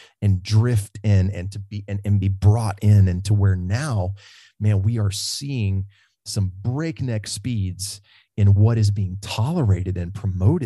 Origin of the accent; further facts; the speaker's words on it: the South, United States; when you and I were growing up in the South